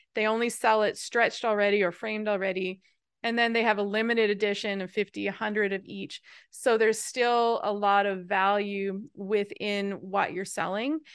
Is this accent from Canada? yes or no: yes; Newfoundland and Labrador, Canada; I'm from Newfoundland, which is a, a, a, an, an island off of the east coast of Canada